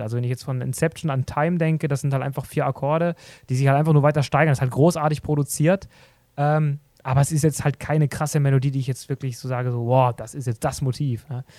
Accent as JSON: {"language": "German", "area": "Black Forest", "region": "Baden-Württemberg", "country": "Germany", "moved": "yes", "said": "Ich komme ursprünglich aus dem Schwarzwald"}